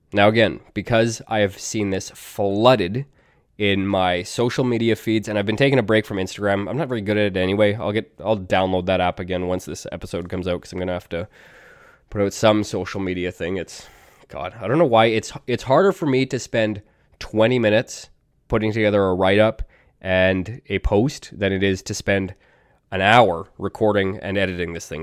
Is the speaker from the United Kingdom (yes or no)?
no; Canada; I'm Canadian, and in Canada